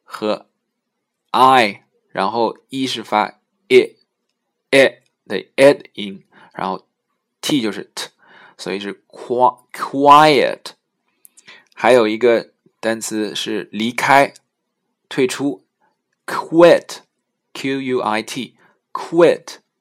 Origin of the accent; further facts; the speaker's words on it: China; 是我们中国人发音特别难的一个音